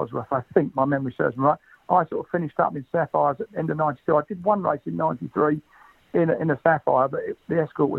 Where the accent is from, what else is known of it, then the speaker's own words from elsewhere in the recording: London, United Kingdom; I'm a West Norwood boy, so we're both a South London couple.